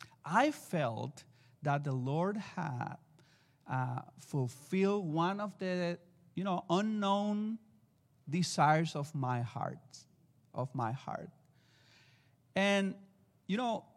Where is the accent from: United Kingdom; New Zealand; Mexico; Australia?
Mexico; accent: Mexican; English is a second language; And, well, excuse me for my accent, Mexican accent.